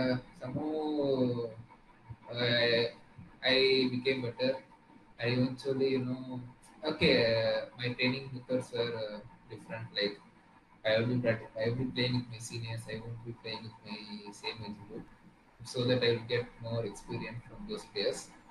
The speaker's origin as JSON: {"language": "English", "region": "Tamil Nadu", "country": "India", "said": "I came all the way from Tamil Nadu"}